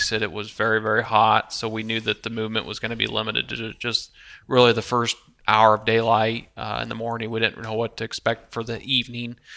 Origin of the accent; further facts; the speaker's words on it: Midwest, United States; we're all three from the Midwest here.